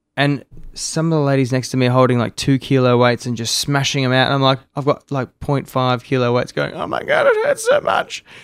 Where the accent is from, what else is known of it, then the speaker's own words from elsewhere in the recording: Melbourne, Victoria, Australia; also born or lived in Sydney; now in Gold Coast, Australia; I grew up in Melbourne